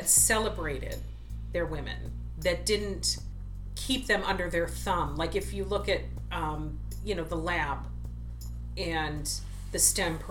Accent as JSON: {"language": "English", "town": "Niagara Falls", "region": "New York", "country": "United States", "tie": "born or raised there", "said": "the tribe that I grew up in Niagara Falls, New York"}